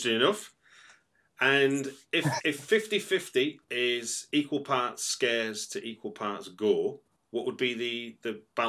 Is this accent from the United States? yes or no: no; Manchester, North West England, United Kingdom; accent: Manchester; That's my Manchester accent, I guess.